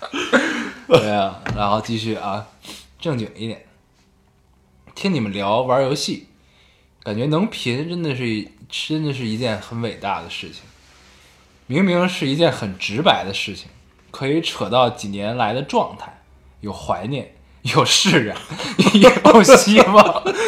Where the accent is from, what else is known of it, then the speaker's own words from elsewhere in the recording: Beijing, China; 我们生活在北京啊